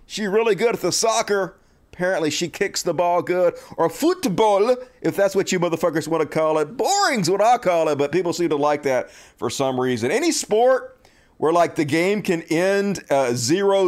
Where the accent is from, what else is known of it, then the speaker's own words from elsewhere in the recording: United States; I'm an American